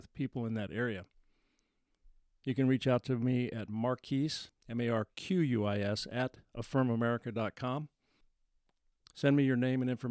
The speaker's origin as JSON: {"language": "English", "country": "United States", "said": "As an American"}